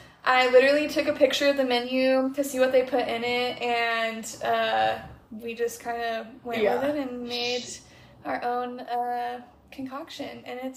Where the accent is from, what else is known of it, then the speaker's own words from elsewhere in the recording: Tri-Cities, Washington, United States; moved away as an adult; now in Portland, United States; I'm originally from Tri-Cities, Washington, which is like lower eastern Washington, if you're familiar. It's really flat there, and the Columbia River goes through it, though, so that was always fun in the summers.